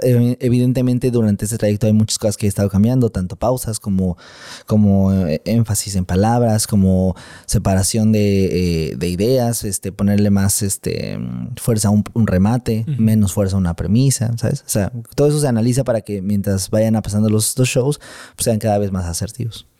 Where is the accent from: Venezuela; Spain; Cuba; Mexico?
Mexico; mi país, en México